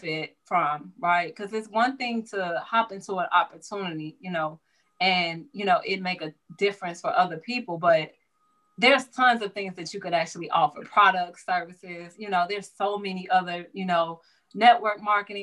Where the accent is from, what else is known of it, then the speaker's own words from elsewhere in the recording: Chicago, Illinois, United States; I grew up in the Roseland area, Chicago, kind of south suburban area.